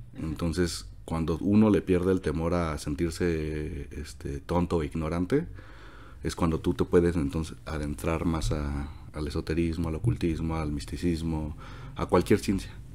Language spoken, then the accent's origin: Spanish; Mexico City, Mexico; also born or lived in La Esmeralda, Michoacán; yo soy de Michoacán, de la Esmeralda, Michoacán, nací allá en el 95, en mayo, este, el 27, ya Este, de ahí pues de toda mi vida eh, he estado aquí en la Ciudad de México